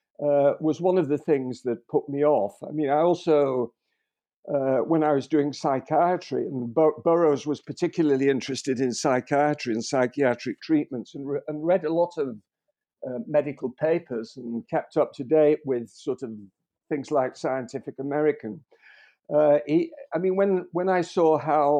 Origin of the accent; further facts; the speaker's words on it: Liverpool, North West England, United Kingdom; born in Liverpool